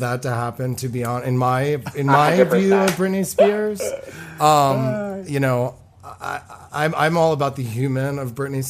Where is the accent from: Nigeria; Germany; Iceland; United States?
United States; Maryland; I mean, I grew up in Maryland.